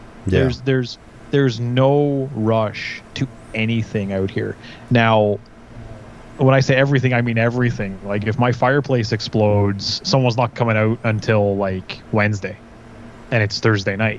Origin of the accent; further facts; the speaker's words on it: Vaughan, Ontario, Canada; moved away as an adult; also born or lived in Kitchener, Ontario; I grew up in Vaughan